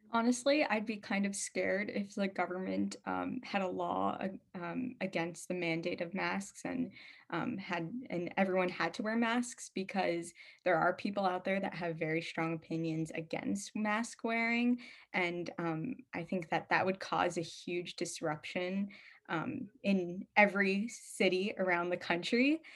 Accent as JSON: {"language": "English", "town": "New York City", "region": "New York", "country": "United States", "said": "I'm a high school sophomore from Brooklyn, New York"}